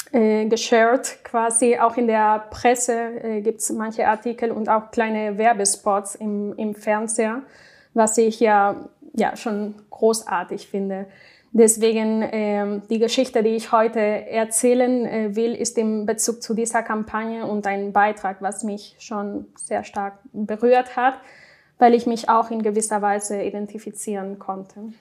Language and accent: German; Spain; German is a second language; moved away as an adult; now in Cologne, Germany; Ich komme nämlich aus Spanien